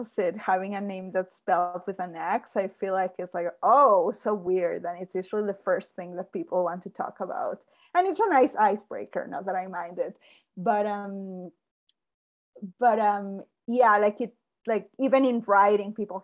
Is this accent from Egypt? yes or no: no; Mexico; now in Calgary, Canada; I'm originally from Mexico. So it's like Mexico, then I came here